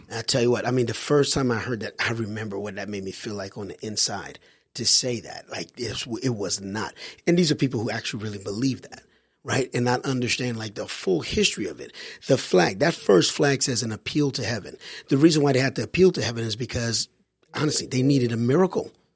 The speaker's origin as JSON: {"language": "English", "country": "Haiti", "tie": "born or raised there", "moved": "yes", "lives_now": "United States", "said": "I grew up overseas in Haiti"}